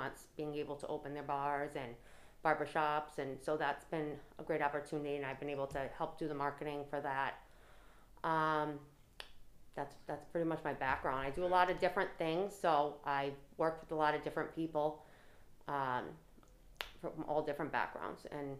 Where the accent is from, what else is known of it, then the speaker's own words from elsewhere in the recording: Cranston, Rhode Island, United States; also born or lived in Tallahassee, Florida; I am from Cranston, born and raised here, went through the public schools